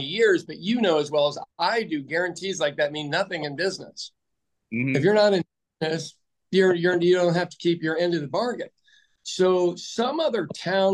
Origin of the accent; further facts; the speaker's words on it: Kansas City, Missouri, United States; now in Oklahoma City, United States; my hometown, Kansas City